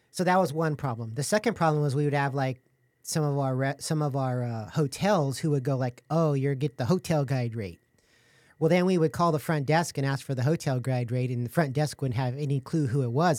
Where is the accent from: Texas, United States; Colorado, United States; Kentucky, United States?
Texas, United States; San Antonio; I was born and raised in San Antonio